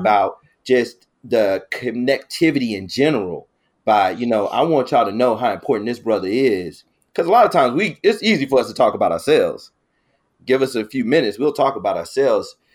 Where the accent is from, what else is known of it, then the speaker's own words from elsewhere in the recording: Chicago, Illinois, United States; I was this kid from the South Side of Chicago